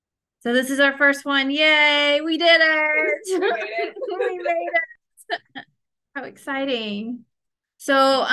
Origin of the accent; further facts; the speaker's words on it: St. Louis, Missouri, United States; now in Huntsville, United States; I'm originally from St. Louis, and so my family moved down here and everybody else moved away, and I'm here left.